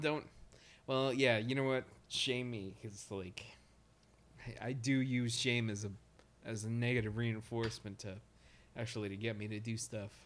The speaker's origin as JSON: {"language": "English", "region": "Nebraska", "country": "United States", "moved": "yes", "lives_now": "Brooklyn, United States", "said": "I'm from Nebraska, by the way, but I live in Brooklyn, so I consider myself a Brooklynite"}